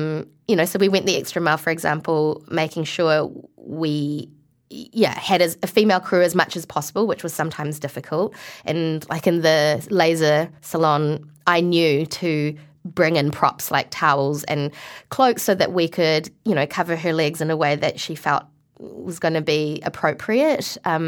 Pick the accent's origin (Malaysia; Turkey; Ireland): Malaysia; like, my cousin, because we're from Malaysia, my cousin is Muslim.